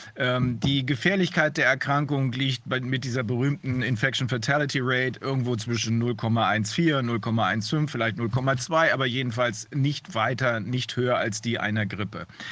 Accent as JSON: {"language": "German", "country": "Germany", "said": "bei uns in Deutschland"}